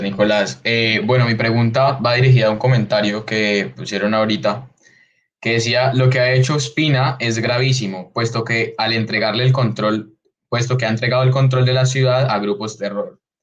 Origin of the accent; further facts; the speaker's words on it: Cali, Valle del Cauca, Colombia; Yo soy de Cali